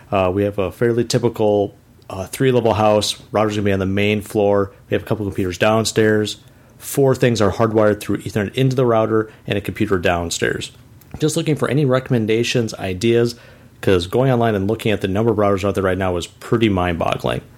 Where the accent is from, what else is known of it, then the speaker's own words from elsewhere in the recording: Chisago City, Minnesota, United States; from Chisago City, Minnesota. Start off with my hometown trivia from a small town, five thousand people in northern Minnesota